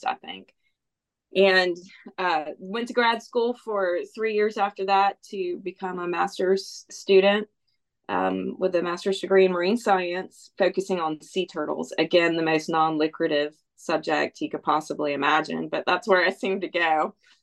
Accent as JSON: {"language": "English", "town": "Bluffton", "region": "South Carolina", "country": "United States", "tie": "born or raised there", "said": "I was raised here on the May River in Bluffton, South Carolina, which is just over the bridge from Hilton Head Island"}